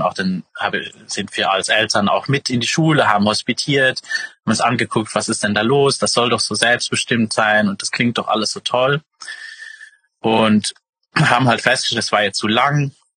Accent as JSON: {"language": "German", "country": "Luxembourg", "said": "ursprünglich äh, komme ich aus Luxemburg"}